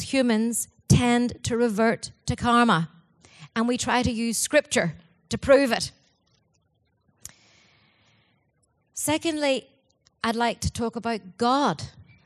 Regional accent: Ireland; Being Irish

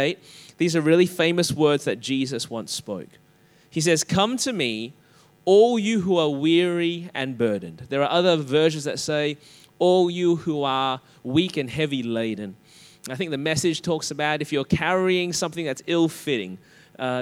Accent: Australia; accent: Australian; my Australian accent

